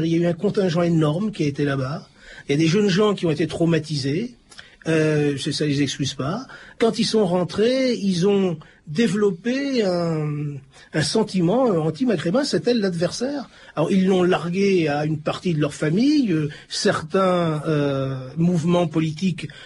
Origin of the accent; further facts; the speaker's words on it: Tunisia; moved away as an adult; now in France; Je suis tunisien. Quand je suis parti de là-bas, j'avais déjà mon bac. Puis j'avais cru que la France, quoi, c'était le paradis, quoi.